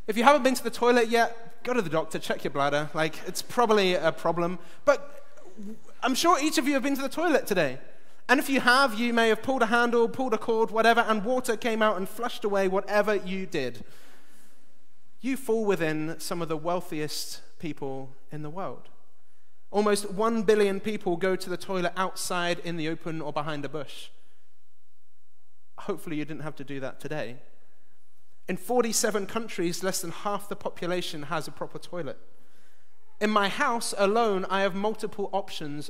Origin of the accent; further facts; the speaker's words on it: England, United Kingdom; now in Belfast, United Kingdom; I'm English